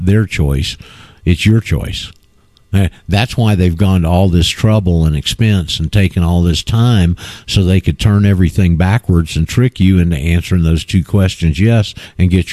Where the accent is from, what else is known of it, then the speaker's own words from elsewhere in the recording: Panama City, Florida, United States; I'm from Panama City